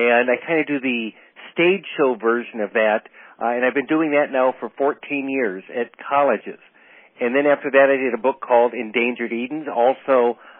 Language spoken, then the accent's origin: English; Duluth, Minnesota, United States; I was born in Duluth, Minnesota